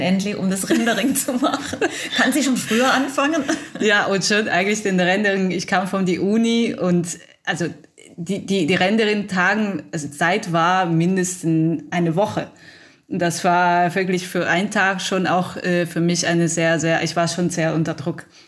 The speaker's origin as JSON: {"language": "German", "country": "Italy", "second_language": "German", "moved": "as an adult", "lives_now": "Germany", "said": "ich bin Italienerin und kam ich eigentlich in Deutschland ein Jahr davor, könnte ich Deutsch ein bisschen reden"}